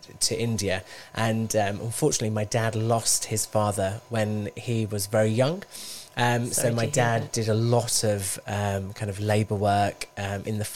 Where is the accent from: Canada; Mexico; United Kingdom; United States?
United Kingdom; Bradford, Yorkshire and the Humber; moved away as an adult; also born or lived in Wolverhampton; I was born in Wolverhampton. And when I was one, my parents, we moved to Bradford.